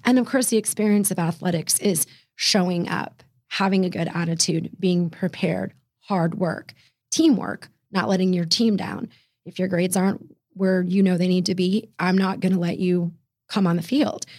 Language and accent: English; Fairfax, Virginia, United States; right about twelve miles from downtown D C proper is Fairfax, Virginia, and that's where I was raised